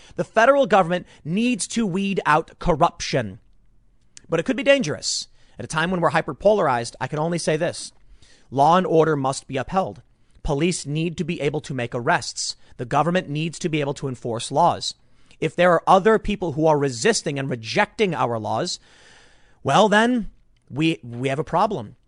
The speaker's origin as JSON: {"language": "English", "town": "Chicago", "region": "Illinois", "country": "United States", "tie": "born or raised there", "said": "where I grew up in Chicago"}